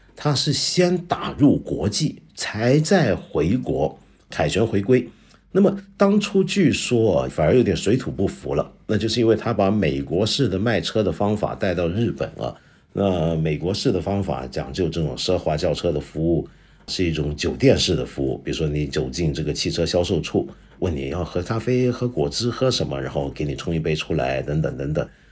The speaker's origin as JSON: {"language": "Chinese", "country": "China", "said": "我们中国人爱喝热饮"}